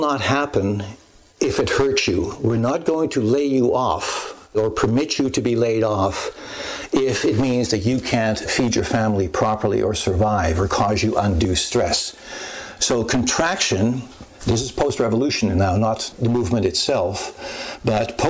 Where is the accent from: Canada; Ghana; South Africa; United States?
Canada; I, as a Canadian